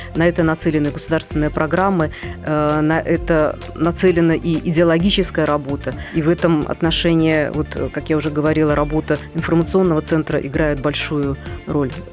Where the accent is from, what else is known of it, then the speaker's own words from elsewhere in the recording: Minsk, Belarus; moved away as an adult; now in Moscow, Russia; я минчанка, я в это время находилась в Минске